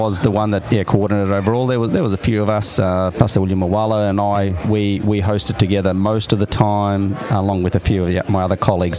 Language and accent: English; Brisbane, Queensland, Australia; also born or lived in Stanthorpe; I was born in Brisbane.